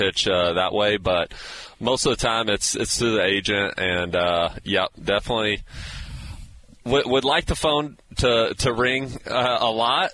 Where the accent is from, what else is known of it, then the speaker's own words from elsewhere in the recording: Texas, United States; moved away; also born or lived in Iowa, United States; I was born in Iowa. I grew up in Texas, but a lot of family in Iowa.